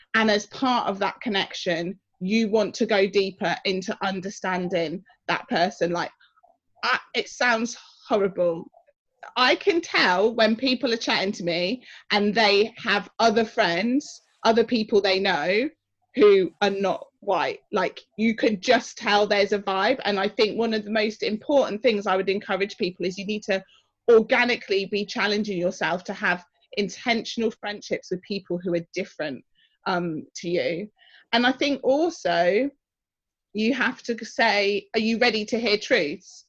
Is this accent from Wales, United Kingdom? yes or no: no; Oxford, South East England, United Kingdom; I am originally from Oxford, um, grew up in council housing there